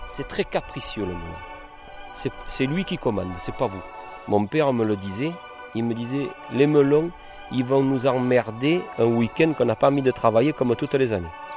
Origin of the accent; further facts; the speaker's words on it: Cavaillon, Provence-Alpes-Côte d'Azur, France; je suis de Cavaillon. Euh, sur l'exploitation familiale, je suis né donc ici.